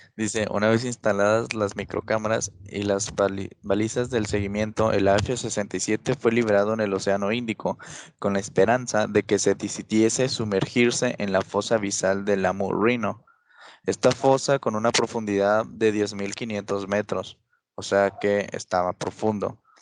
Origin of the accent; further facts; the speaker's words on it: Mexico; soy, mexicano.